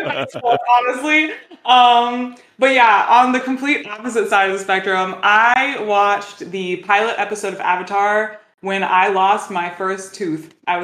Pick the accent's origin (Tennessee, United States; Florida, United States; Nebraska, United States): Florida, United States; I'm from Florida